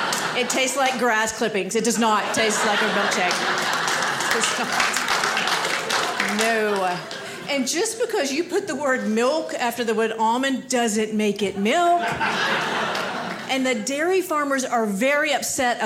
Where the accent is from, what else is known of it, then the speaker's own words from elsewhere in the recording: Georgia, United States; now in Maine, United States; I live in Maine, but I grew up in Georgia